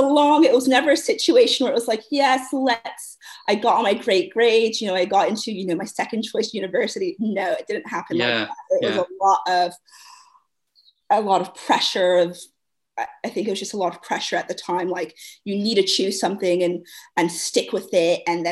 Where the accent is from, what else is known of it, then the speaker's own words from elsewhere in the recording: United States; moved away as an adult; now in London, United Kingdom; But anyways, the plane, I'm from the States going to London.